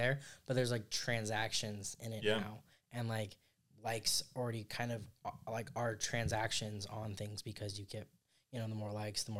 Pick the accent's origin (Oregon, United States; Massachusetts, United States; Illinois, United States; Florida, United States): Oregon, United States; I'm from Oregon